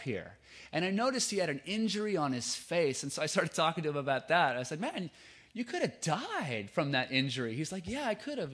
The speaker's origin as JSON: {"language": "English", "town": "Lewiston", "region": "Idaho", "country": "United States", "moved": "yes", "lives_now": "California, United States", "said": "That's where I'm from. I'm from Lewiston, Idaho."}